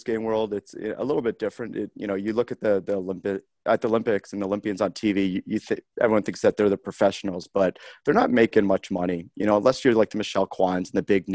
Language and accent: English; Harrow, Ontario, Canada; moved away as an adult; now in Columbus, United States; growing up in Harrow and, my parents emigrated from Great Britain